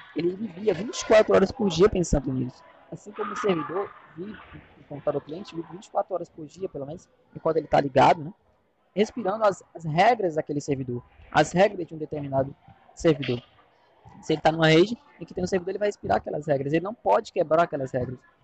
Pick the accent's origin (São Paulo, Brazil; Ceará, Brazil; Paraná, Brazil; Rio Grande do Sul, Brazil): Ceará, Brazil; Fortaleza; eu sou aqui de Fortaleza, Ceará